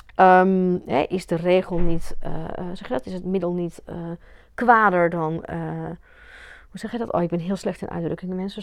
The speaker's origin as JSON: {"language": "Dutch", "country": "Belgium", "tie": "born or raised there", "said": "ik ben in België opgegroeid met het hele katholieke gedoe"}